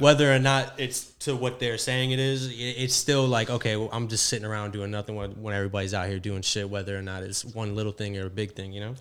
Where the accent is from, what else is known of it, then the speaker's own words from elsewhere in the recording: South Florida, United States; I'm from Florida, so I'm from South Florida